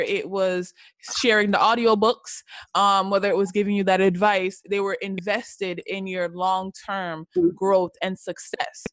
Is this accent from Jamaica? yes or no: yes; Jamaica; I'm also Jamaican born and raised